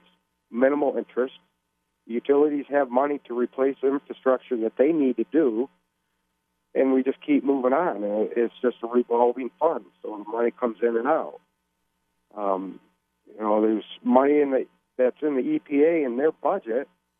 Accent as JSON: {"language": "English", "region": "Michigan", "country": "United States", "said": "I'm from Michigan."}